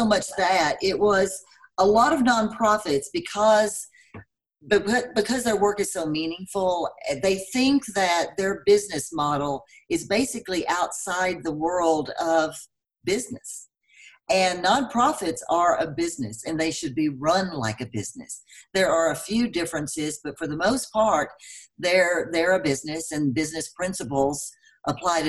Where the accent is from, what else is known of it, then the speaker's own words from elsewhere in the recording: Texas, United States; moved away as an adult; now in Denver, United States; I'm from Texas, as you probably can tell by my accent. I've lived here for 15 years